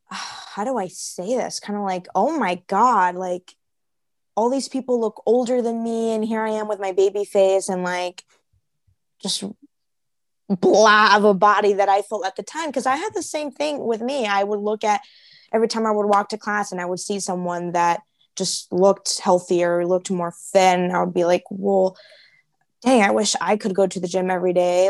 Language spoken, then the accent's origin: English; Chicago, Illinois, United States; moved away as an adult; now in Arizona, United States; I'm from Chicago. So our winters are very long